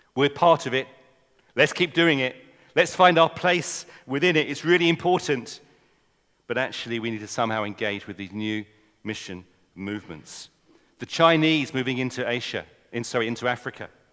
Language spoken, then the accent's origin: English; England, United Kingdom; accent: English; I'm an Englishman. You might not have noticed from my accent